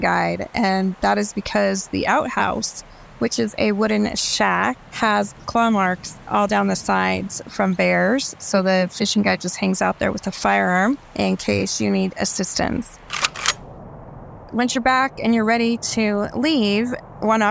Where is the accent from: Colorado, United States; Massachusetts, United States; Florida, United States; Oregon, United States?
Florida, United States; Growing up in Florida, where water sports were like a huge thing